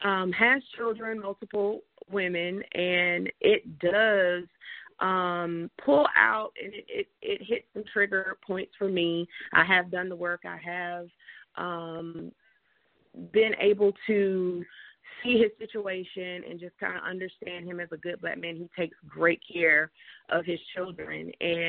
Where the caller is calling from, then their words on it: Atlanta, Georgia, United States; area code, area, I'm calling from Atlanta.